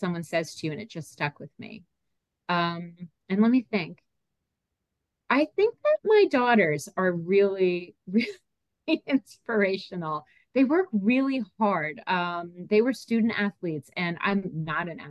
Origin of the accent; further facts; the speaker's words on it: Franklin Lakes, New Jersey, United States; also born or lived in North Carolina; I grew up in Bergen County, New Jersey, in Franklin Lakes